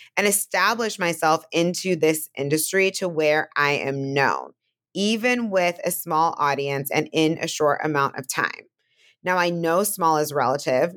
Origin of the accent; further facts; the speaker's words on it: Bay Area, California, United States; now in Brooklyn, United States; I'm from California, from the Bay Area, obviously live in Brooklyn